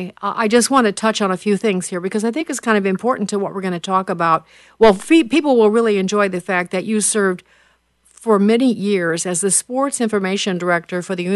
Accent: Chicago, Illinois, United States; I am from Chicago, okay?

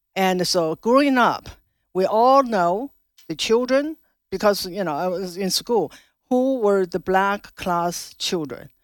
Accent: China; moved away as an adult; now in Loudoun County, Virginia, United States; I was born in China, grew up in China, spent my first twenty-six years in China, Mao's China.

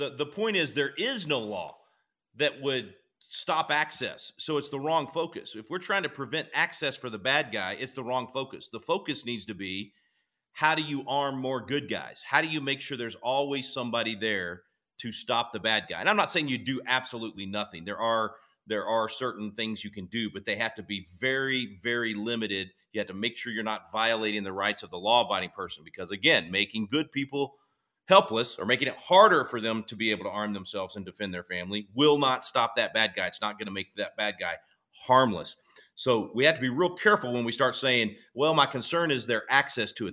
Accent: Mabelvale, Arkansas, United States; now in Texas, United States; I was born in Mabelville, just outside of Little Rock

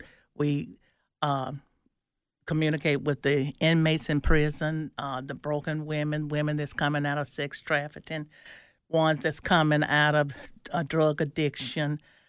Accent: Nellaton, Mississippi, United States; I'm from Nellaton, Mississippi

